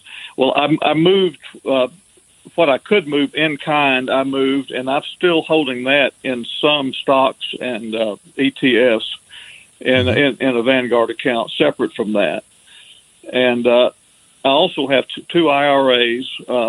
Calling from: Alabama, United States; from Alabama, one of your deep south listeners.

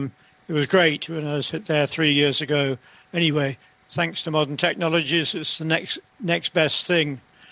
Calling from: Woodstock, South East England, United Kingdom; Hello, yep, I'm joining you from Woodstock near Oxford, which is much nicer than London.

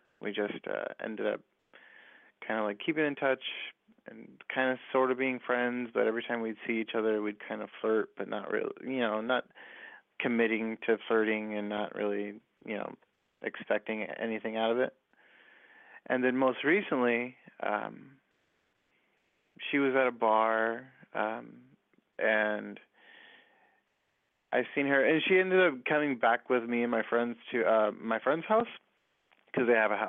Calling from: Inland Empire, California, United States; I'm calling from the Inland Empire.

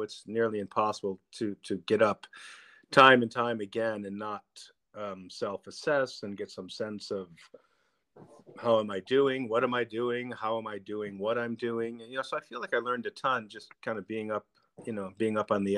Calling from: Dexter, Michigan, United States; In my home in Dexter, Michigan, right outside of Ann Arbor, right outside of U of M.

